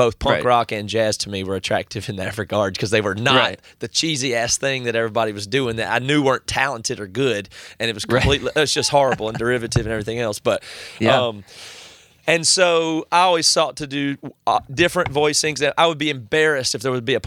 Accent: South Carolina, United States; I grew up in South Carolina

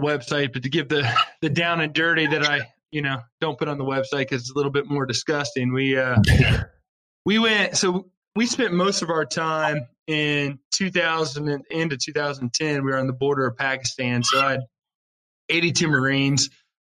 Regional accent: Wilmington, Ohio, United States; I was born and raised in Wilmington, Ohio. So I'm originally from a small town

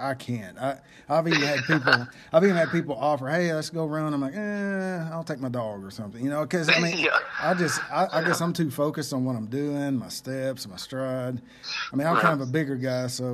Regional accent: Fox, Oklahoma, United States; I'm from Fox

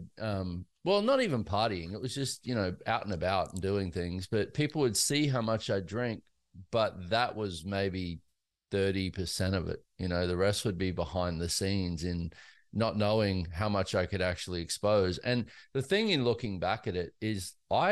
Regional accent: Australia; now in United States; I grew up in Australia and in a very lower class kind of situation

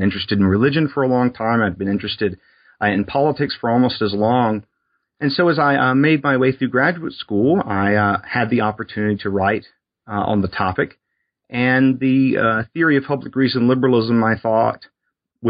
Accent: South Alabama on the Gulf Coast, United States; I grew up in South Alabama on the Gulf Coast

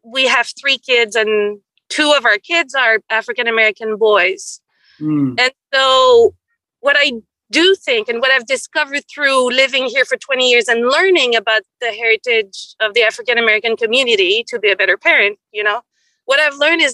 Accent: Quebec, Canada; moved away as an adult; now in Oakland, United States

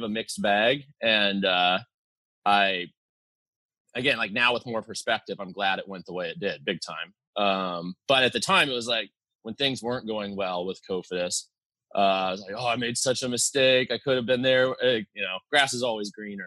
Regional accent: United States; It's right up in the Cascade Mountains. So, I mean, I grew up like hiking and mountain climbing with my dad a lot too.

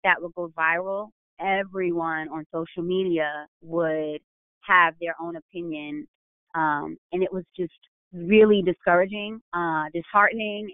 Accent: New York, United States; I'm from New York

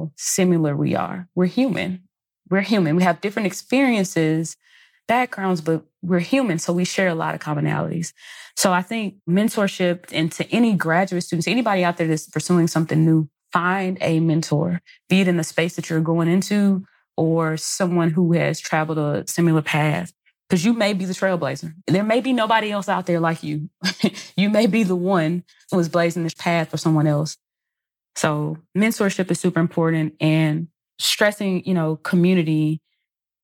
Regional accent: Mississippi, United States; growing up in Mississippi, we didn't learn a lot about Black history.

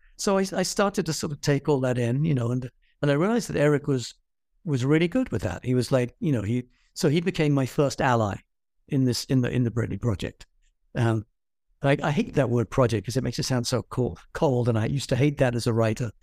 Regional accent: England, United Kingdom; moved away; I'm an English person

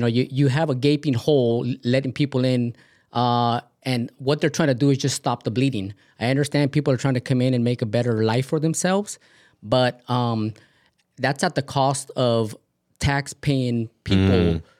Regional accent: California, United States; I was born in California, yes.

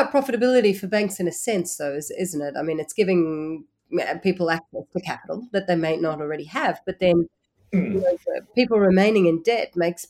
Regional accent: Australia; as an Australian

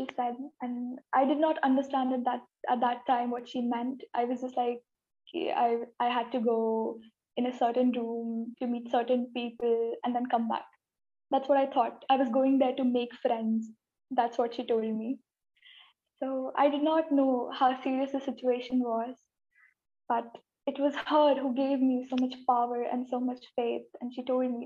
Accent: India; I am from India and I am 18 years old.

